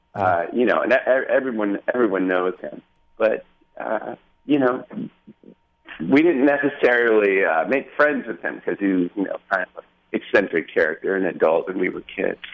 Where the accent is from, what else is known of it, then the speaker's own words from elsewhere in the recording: Laguna Beach, California, United States; moved away as an adult; I grew up in Laguna. I went to you know elementary school and junior high